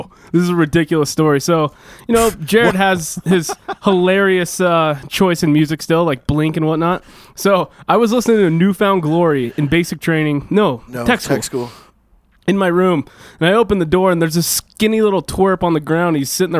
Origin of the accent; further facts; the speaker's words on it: Washington, United States; Turns out we're both from Washington State